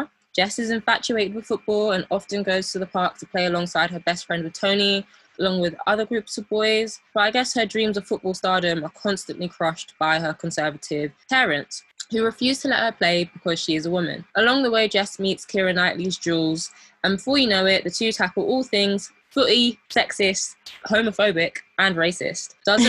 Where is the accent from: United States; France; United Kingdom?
United Kingdom; despite our modern Black British Gen Z upbringing, our heritage, I would say, leans on the traditional side. So as we're both of Nigerian descent